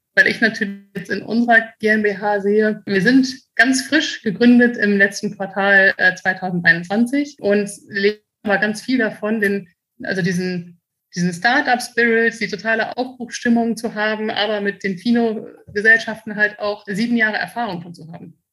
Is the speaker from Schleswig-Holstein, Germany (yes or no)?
no; Münster, North Rhine-Westphalia, Germany; now in Frankfurt, Germany; meine Heimat ist Münster und mein Zuhause ist Frankfurt